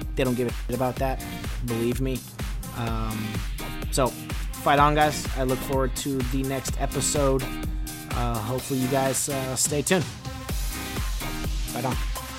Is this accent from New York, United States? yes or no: no; Los Angeles, California, United States; we're from Los Angeles